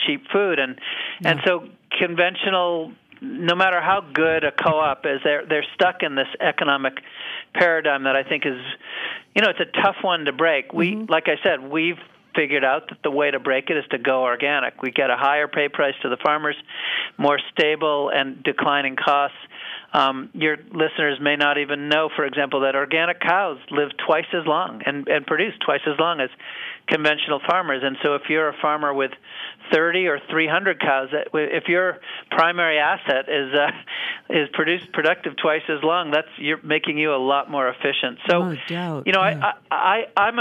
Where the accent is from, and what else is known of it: New Hampshire, United States; born or raised there